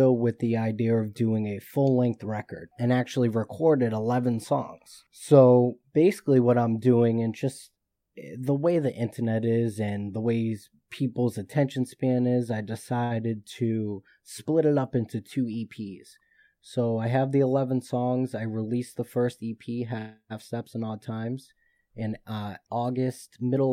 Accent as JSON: {"language": "English", "town": "Boston", "region": "Massachusetts", "country": "United States", "said": "I'm from Boston, Massachusetts"}